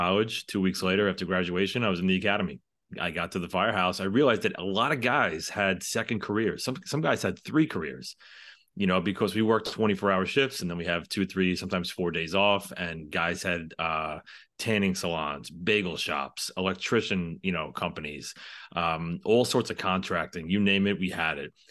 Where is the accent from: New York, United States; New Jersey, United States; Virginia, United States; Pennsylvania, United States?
New York, United States; New York City; I am from the New York City area